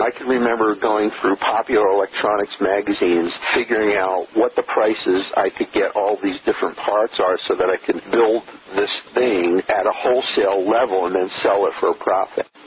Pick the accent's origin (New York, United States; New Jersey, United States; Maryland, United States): New Jersey, United States; Trenton; I was born in Trenton, New Jersey